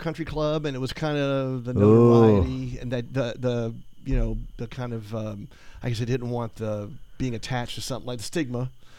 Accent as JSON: {"language": "English", "town": "Gainesville", "region": "Florida", "country": "United States", "tie": "born or raised there", "also_born_or_lived": "Hilton Head Island", "said": "I grew up here in Gainesville"}